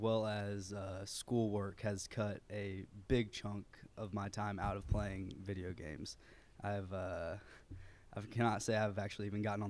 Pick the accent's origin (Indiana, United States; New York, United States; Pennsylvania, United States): Indiana, United States; Muncie; born there; also born or lived in Chattanooga; now in Lebanon, United States; I was born in Muncie, Indiana